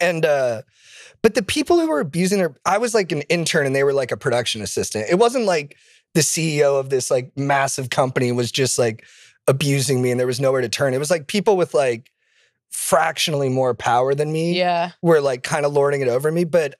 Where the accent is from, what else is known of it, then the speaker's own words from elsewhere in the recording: California, United States; I'm from Orange County.